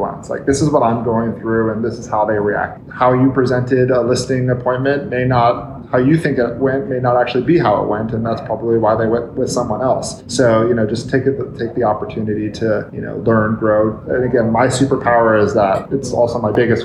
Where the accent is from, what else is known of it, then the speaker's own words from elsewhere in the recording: Palm Springs, California, United States; I'm born and raised in Palm Springs, third generation. My family's been here for 50 years.